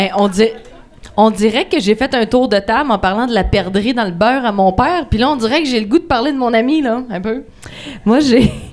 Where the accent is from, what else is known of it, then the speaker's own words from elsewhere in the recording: Lac-Fouillac area, Quebec, Canada; je venais du lac du Faux